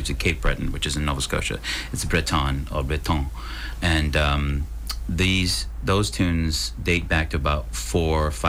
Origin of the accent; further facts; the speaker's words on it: Wales, United Kingdom; Welsh I'm not Irish, sorry, but yeah, I'm Welsh, which Welsh is definitely one of them.